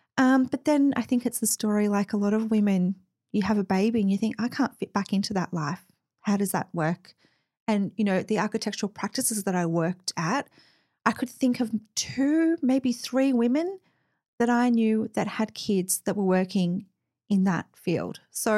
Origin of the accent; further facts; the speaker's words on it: Mount Eliza, Victoria, Australia; You know, I grew up in Mount Eliza, so, you know, suburbia, very vanilla place, beautiful place to grow up.